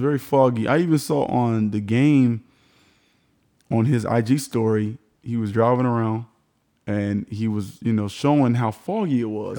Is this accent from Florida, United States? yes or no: yes; Miami, Florida, United States; Everybody knows I'm from Miami